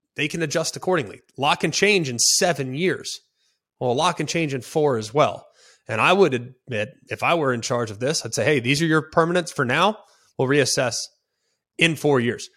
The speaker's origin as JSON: {"language": "English", "town": "Dallas", "region": "Texas", "country": "United States", "said": "I'm from Dallas, Fort Worth. I grew up with that game on Thanksgiving."}